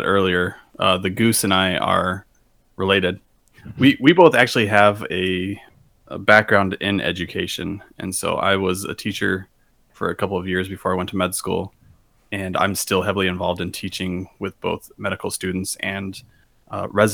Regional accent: Arizona, United States; I grew up out here in Arizona

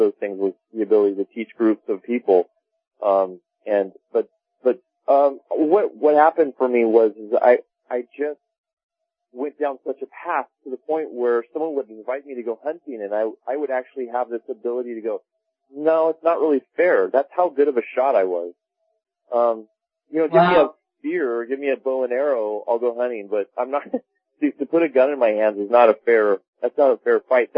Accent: Laguna Beach, California, United States; I grew up in Laguna Beach, California

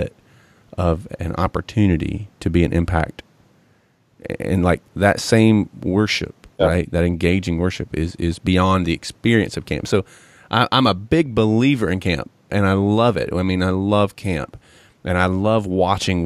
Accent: Johnson City, Tennessee, United States; I grew up in Johnson City, you know, up in East Tennessee

